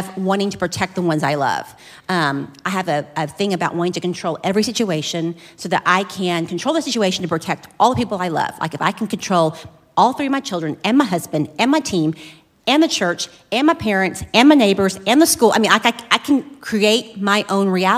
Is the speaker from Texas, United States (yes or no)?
yes; Flower Mound, Texas, United States; I was born and raised in Flower Mound